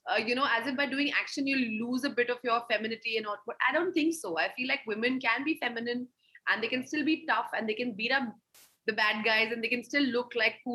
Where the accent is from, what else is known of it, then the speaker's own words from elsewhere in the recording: India; As an Indian, why should it be like, oh, this is a South film and this is a North film and this is a this film and a that film?